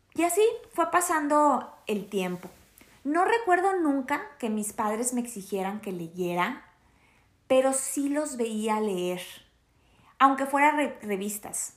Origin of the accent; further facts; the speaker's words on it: Torreón, Coahuila, Mexico; la ciudad donde yo crecí, que es en Torreón, Coahuila